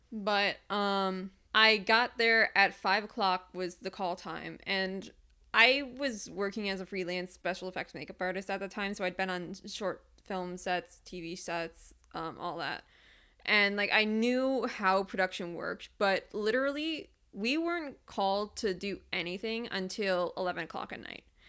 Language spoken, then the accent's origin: English; Detroit, Michigan, United States; I'm from Metro Detroit.